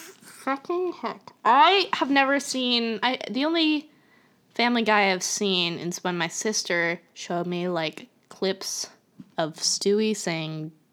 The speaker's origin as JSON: {"language": "English", "town": "Coral Springs", "region": "Florida", "country": "United States", "tie": "born or raised there", "said": "Coral Springs, my hometown."}